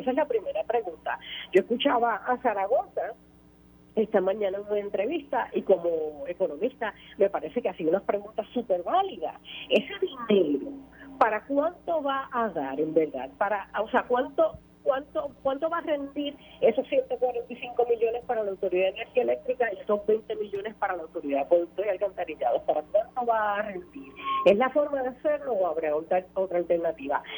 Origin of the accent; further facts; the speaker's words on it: Puerto Rico; como puertorriqueña